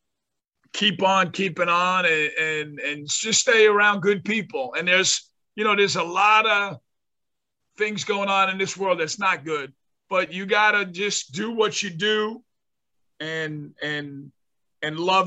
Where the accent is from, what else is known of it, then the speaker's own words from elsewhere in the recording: North Bergen, New Jersey, United States; where I grew up in North Bergen, which is a suburb of New York City